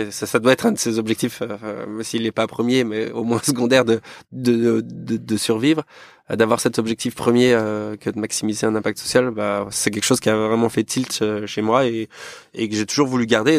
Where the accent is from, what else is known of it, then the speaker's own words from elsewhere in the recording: Yvelines, Île-de-France, France; also born or lived in Rouen; je suis yvelinois d'origine, j'ai grandi là-bas